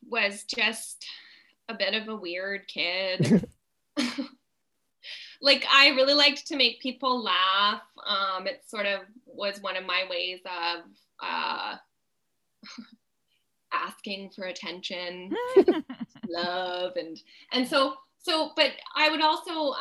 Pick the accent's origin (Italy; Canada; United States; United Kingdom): Canada; Fonthill, Ontario; I grew up in Font Hill, which was, you know, a pretty conservative place to grow up